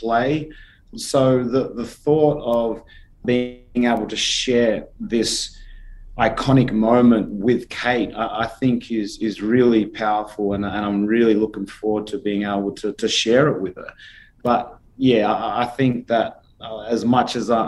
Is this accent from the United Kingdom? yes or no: no; Australia; as an Australian number one, but as an Australian athlete number two